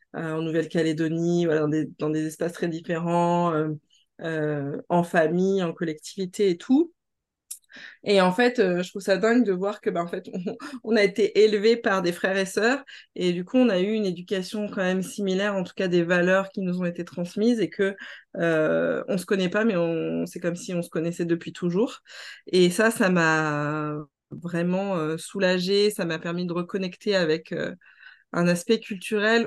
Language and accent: French; France; je suis née en Hexagone